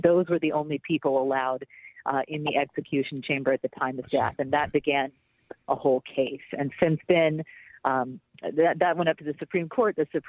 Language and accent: English; Texas, United States; I'm actually from Texas, so I remember quite a bit of this being on the news growing up.